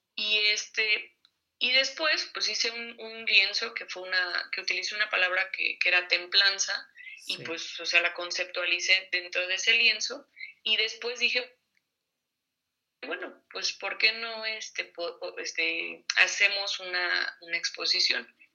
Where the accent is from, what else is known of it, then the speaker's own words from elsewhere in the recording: Mexico City, Mexico; also born or lived in Toluca; yo estudié en Toluca, pero yo no soy de allá, yo, nací en la Ciudad de México